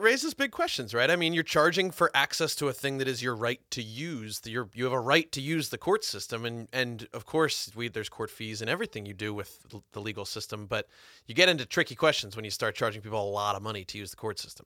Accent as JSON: {"language": "English", "region": "New Jersey", "country": "United States", "tie": "born or raised there", "said": "I grew up in New Jersey"}